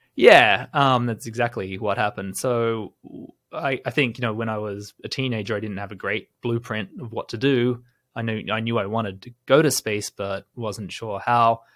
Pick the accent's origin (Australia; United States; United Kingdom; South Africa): Australia; as someone growing up in Australia, I remember in my childhood